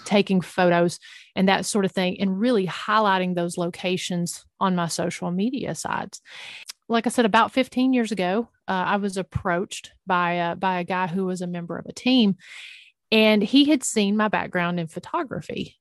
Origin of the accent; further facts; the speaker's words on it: Northeast Tennessee, United States; I grew up in the mountains of East Tennessee, Northeast Tennessee to be exact.